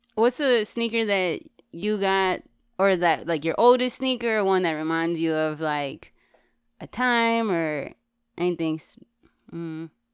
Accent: West Coast, United States; I'm from the West Coast

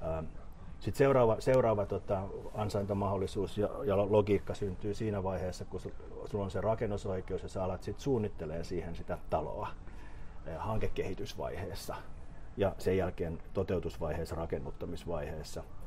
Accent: Helsinki, Uusimaa, Finland; also born or lived in Pihlajamäki / Hakunila, Vantaa; mä synnyin, synnyin niin kuin Kallio, Kalliossa, asuttiin Porvo, Porvoon kadulla siinä niin kuin Brahen kentän Brakun laidalla. Ja, ja tota, mutta mut, niin koulut mä oon käynyt tuolla tota, niin kuin pääkaupunkiseudun lähiöissä

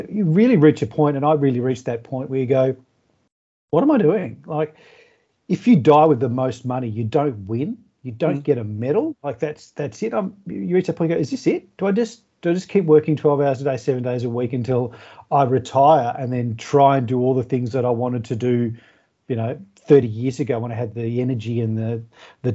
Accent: Melbourne, Victoria, Australia; moved away as an adult; now in regional Victoria, Australia; I grew up in Melbourne and I went to school in Melbourne, grew up in Melbourne

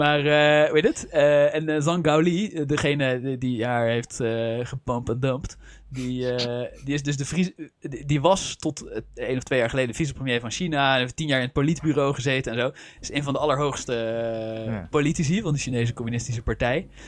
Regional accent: Netherlands; accent: Dutch; mijn eigen Nederlandse accent

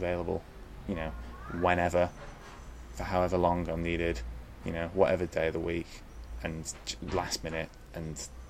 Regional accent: England, United Kingdom; You know, I'm from England, and we were having children a lot older.

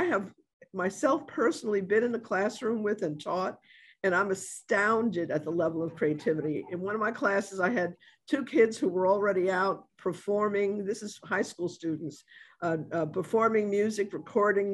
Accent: New York, United States; now in New Orleans, United States; I'm from New York

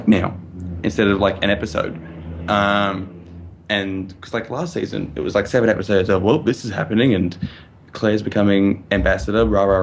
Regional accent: Australia; As an Australian

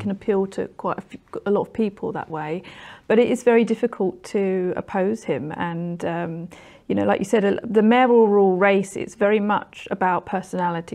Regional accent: London, United Kingdom; also born or lived in Orpington; I grew up in New Cross

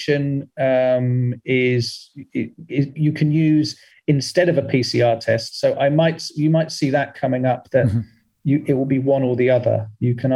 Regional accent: United Kingdom; As a British person

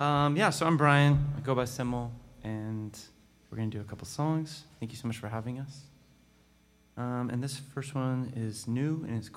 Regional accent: Seattle, Washington, United States; We are from Seattle, Washington, close to the other Portland

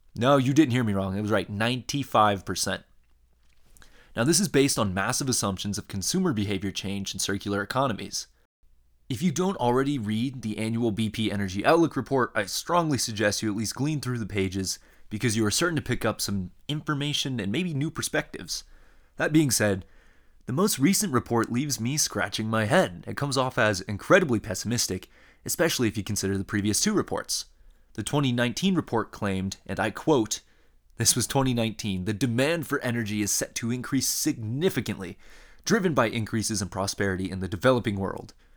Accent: Iowa, United States; I grew up in Iowa and a Midwesterner. Uh, I grew up in a small town

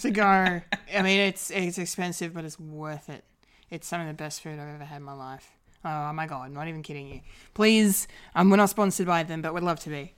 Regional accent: Australia; the Aussie of the group

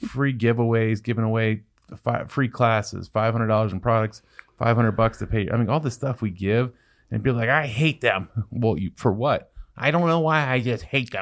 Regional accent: Ohio, United States; I'm from Ohio.

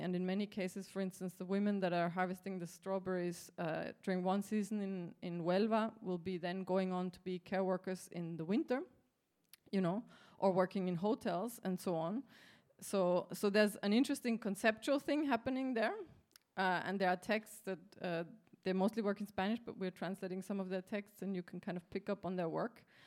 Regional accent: Austria; I'm from Austria

